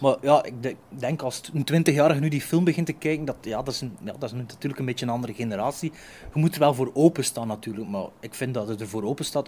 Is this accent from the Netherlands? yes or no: no; Flanders, Belgium; Als acteur, als Vlaamse acteur